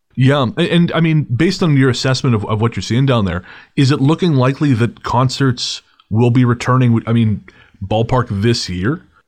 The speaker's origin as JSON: {"language": "English", "town": "Revelstoke", "region": "British Columbia", "country": "Canada", "tie": "born or raised there", "said": "I grew up listening to CKCR in Revelstoke, BC, my hometown"}